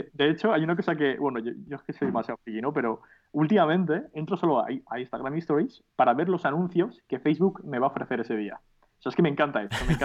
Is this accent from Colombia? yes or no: no; Alicante, Valencian Community, Spain; also born or lived in Madrid / United Kingdom; realmente soy de Alicante